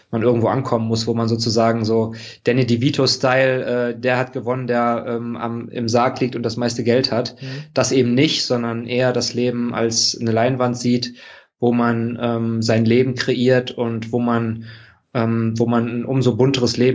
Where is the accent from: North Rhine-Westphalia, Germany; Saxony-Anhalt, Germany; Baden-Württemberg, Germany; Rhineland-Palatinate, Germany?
North Rhine-Westphalia, Germany; Wuppertal; Meine Heimatstadt, ja. genau, ja